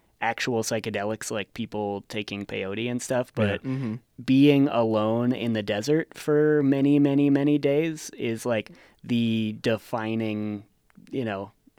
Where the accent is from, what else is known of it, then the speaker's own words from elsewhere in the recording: Gardnerville, Nevada, United States; and I guess I grew up in Gardnerville, so this is much less of a mythical creature for me.